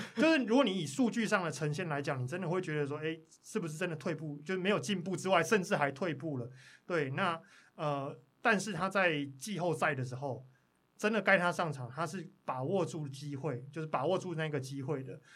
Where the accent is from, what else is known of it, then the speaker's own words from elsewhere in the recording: Pingtung County, Taiwan; 我是屏东人